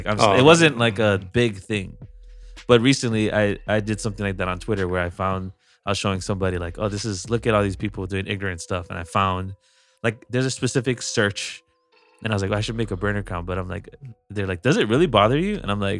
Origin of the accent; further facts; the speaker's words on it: Hawaii, United States; moved away; I'm a homesick Hawaiian.